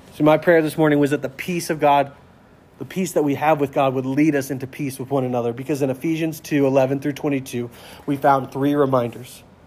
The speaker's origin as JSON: {"language": "English", "country": "United States", "said": "I'm proud to be an American"}